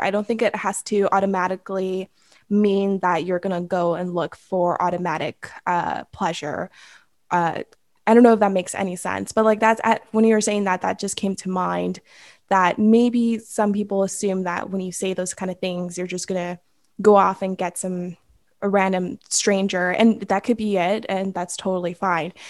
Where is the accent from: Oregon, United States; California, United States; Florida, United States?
California, United States; Los Angeles; I am from the San Fernando Valley in Los Angeles, California